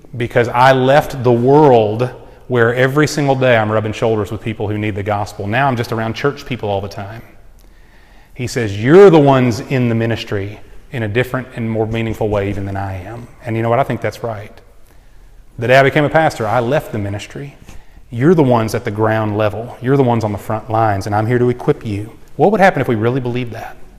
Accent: United States; I love being an American

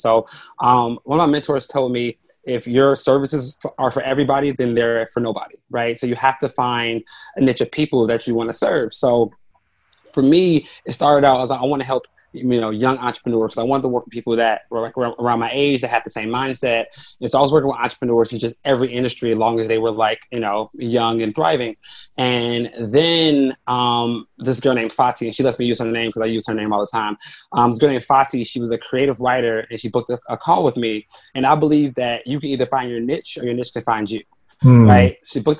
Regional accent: Chicago, Illinois, United States; I grew up on the South Side of Chicago, in low income neighborhood

